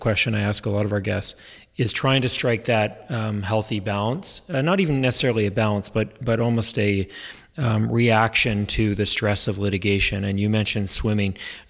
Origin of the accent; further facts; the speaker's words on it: Canada; we as Canadian lawyers